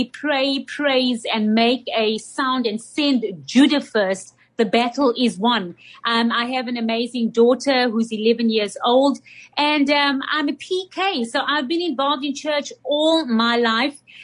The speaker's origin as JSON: {"language": "English", "country": "South Africa", "said": "as a South African, I've been able to see the transitions that our nation has gone through"}